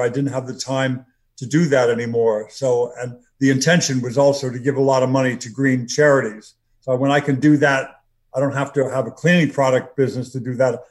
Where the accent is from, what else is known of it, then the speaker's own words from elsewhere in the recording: Los Angeles, California, United States; I grew up in LA. I grew up in the San Fernando Valley